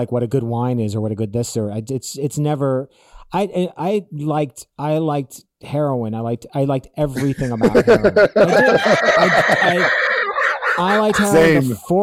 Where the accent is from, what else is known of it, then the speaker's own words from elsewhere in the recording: West Hollywood, California, United States; also born or lived in Malibu; Like I literally grew up in West Hollywood. I grew up in West Hollywood.